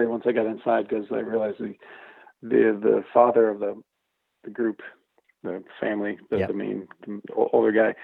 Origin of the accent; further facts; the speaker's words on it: Indiana, United States; moved away; also born or lived in South Bend, Indiana / Alaska; I'm from Indiana